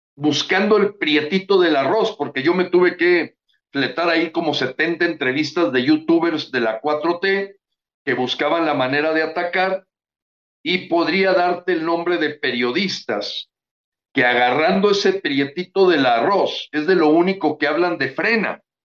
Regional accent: Mexico; Como mexicanos

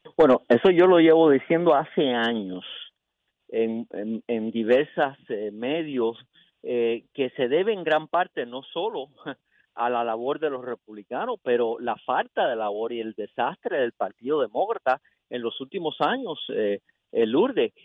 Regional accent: United States; aunque yo nací aquí en los Estados Unidos, nunca he estado en Cuba

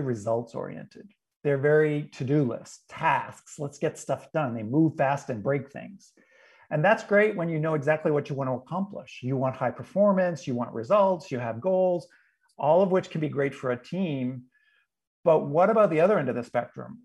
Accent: New England, United States; I'm from New England originally

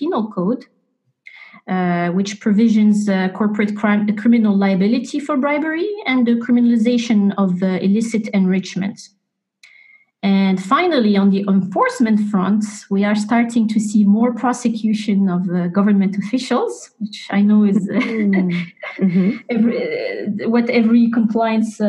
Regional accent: Morocco; moved away; Morocco is my home country

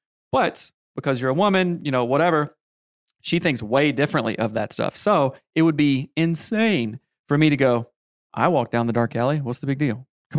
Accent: South Carolina, United States; I was raised in the Bible Belt

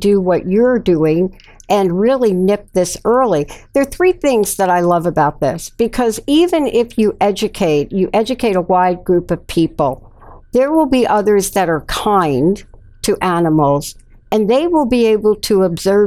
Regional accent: New York City, New York, United States; I'm a kid from the Bronx. I'm a kid from the South Bronx and middle sections of Bronx. So I had my time in the projects

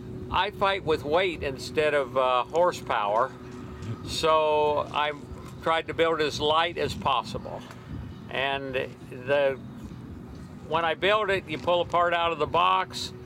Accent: Elko, Nevada, United States; Elko, Nevada.

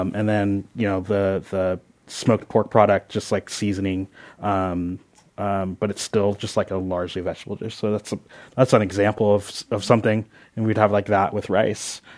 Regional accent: Philadelphia, Pennsylvania, United States; now in Oakland, United States; I was born in Philadelphia.

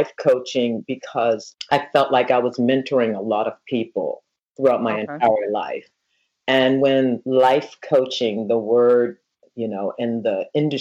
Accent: Philadelphia, Pennsylvania, United States; also born or lived in New York; now in Naples, Florida, United States; I grew up in Philadelphia, you know, in the hood

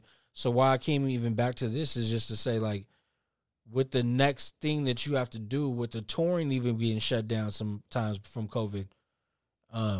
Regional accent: the Bay Area, California, United States; we're from the Bay

